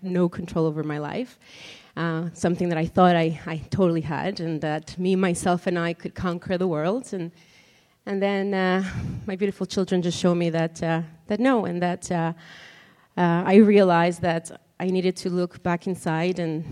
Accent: Mexico; moved away; I'm originally from Mexico, born and raised there

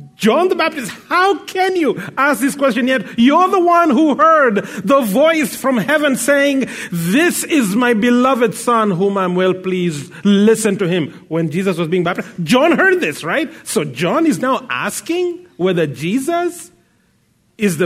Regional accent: Kenya; now in Abbotsford, Canada; I come from Kenya originally, but now I live in uh, Abbotsford, British Columbia.

